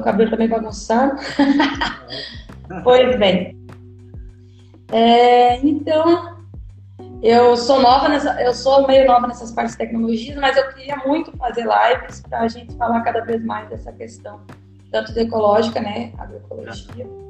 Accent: Rio Grande do Sul, Brazil; moved away; also born or lived in Ceará / Bahia / Northeast Brazil; Eu estou hoje no Rio Grande do Sul, mas eu estava no Ceará, com a Paula Afonso, e agora estou aqui onde eu nasci

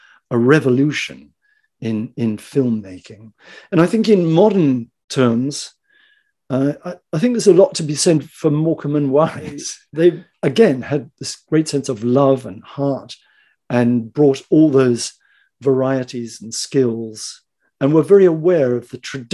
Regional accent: New Zealand; moved away as an adult; also born or lived in Japan; now in England, United Kingdom; I'm an actor from New Zealand.

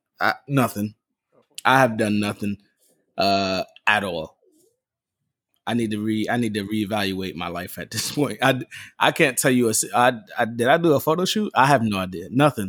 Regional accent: New York, United States; I'm from the Bronx

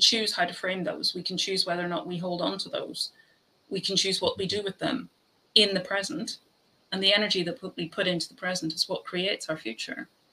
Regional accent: Ireland; I'm Irish

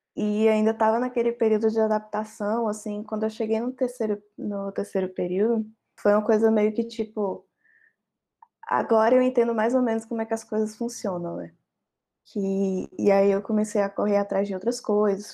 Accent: Bahia, Brazil; moved away as an adult; now in Pernambuco, Brazil; Eu não sou do estado de Pernambuco, eu sou da Bahia.

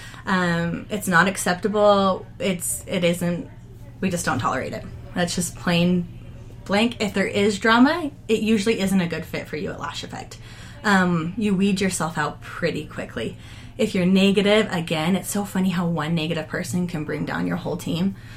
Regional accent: United States; moved away as an adult; we're from Davis County

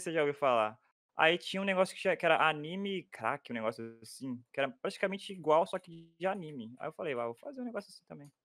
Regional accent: Minas Gerais, Brazil; moro em Minas Gerais

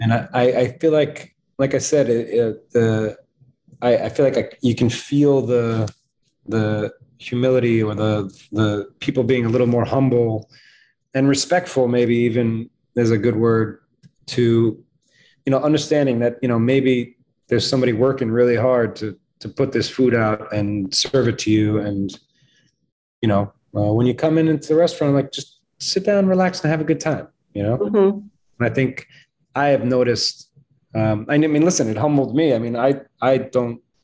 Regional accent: New York, United States; I'm a New Yorker

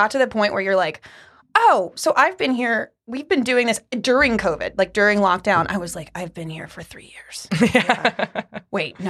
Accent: Ohio, United States

